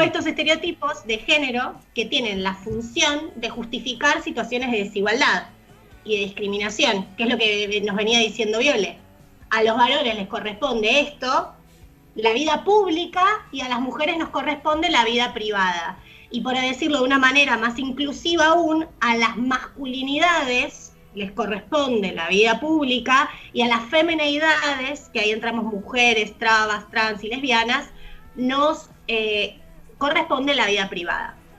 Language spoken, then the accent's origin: Spanish; Buenos Aires, Argentina; nosotros somos porteños